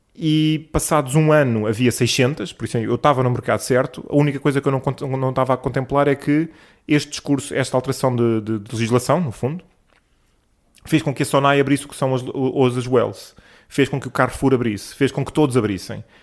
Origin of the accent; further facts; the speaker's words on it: Lisbon, Portugal; eu nasci em Lisboa, sou alfacinha de gema, por isso adoro esta cidade